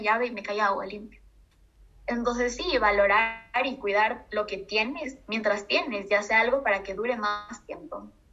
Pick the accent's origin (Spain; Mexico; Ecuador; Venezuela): Ecuador; Al final todos somos ecuatorianos